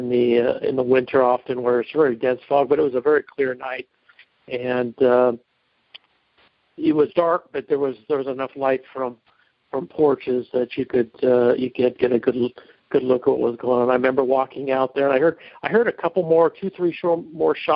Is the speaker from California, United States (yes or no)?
yes; Rancho Cordova, California, United States; I grew up in Rancho Cordova, California